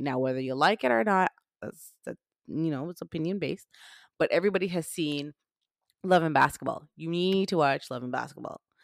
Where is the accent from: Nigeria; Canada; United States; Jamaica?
Jamaica; I'm Jamaican.